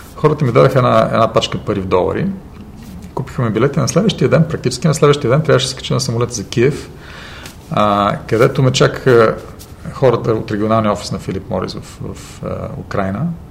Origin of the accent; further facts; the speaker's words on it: Plovdiv, Plovdiv Province, Bulgaria; also born or lived in United States; се прибрах в Пловдив